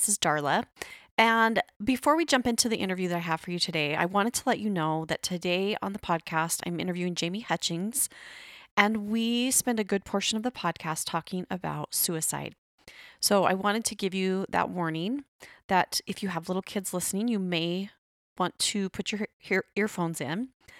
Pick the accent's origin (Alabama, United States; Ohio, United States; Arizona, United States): Arizona, United States; born there; Well, I was born in Arizona, then I moved away, then I came back. But yes, I love Arizona.